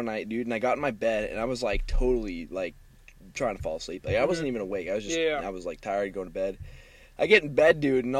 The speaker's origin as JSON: {"language": "English", "town": "Silverton", "region": "Oregon", "country": "United States", "tie": "born or raised there", "said": "I'm from Silverton. You know, I grew up there my whole life"}